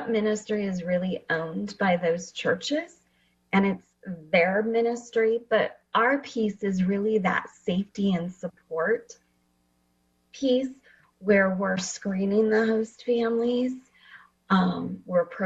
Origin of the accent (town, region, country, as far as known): Fresno, California, United States; born or raised there; also born or lived in Washington